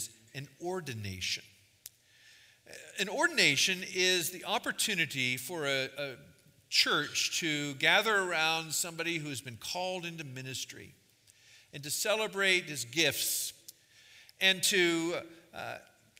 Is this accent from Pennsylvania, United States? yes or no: yes; New Castle, Pennsylvania, United States; also born or lived in England; now in Massachusetts, United States; I'm here from Massachusetts, but I'm originally from Newcastle, Pennsylvania